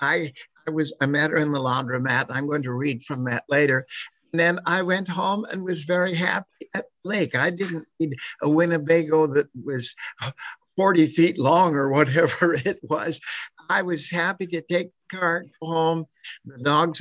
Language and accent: English; Vancouver Island, British Columbia, Canada; now in Albuquerque, United States; my childhood growing up on Vancouver Island in Western Canada